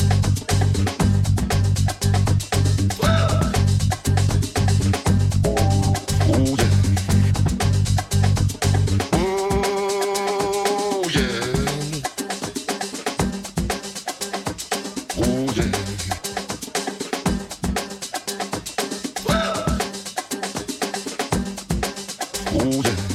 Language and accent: English; Mississippi, United States; now in Chicago, United States; I've been in Chicago for quite a few years, but I was born in Mississippi